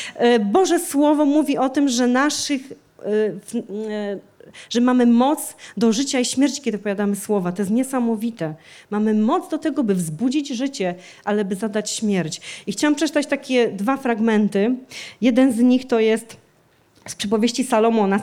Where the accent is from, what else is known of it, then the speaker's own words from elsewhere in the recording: Częstochowa, Silesian Voivodeship, Poland; w kościele, w którym e, się wychowałam, w którym się nawróciłam, w kościele w Częstochowie